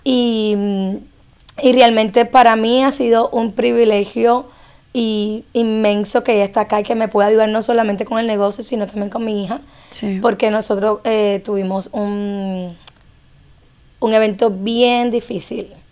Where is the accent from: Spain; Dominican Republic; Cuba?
Cuba; now in Miami, United States; soy cubana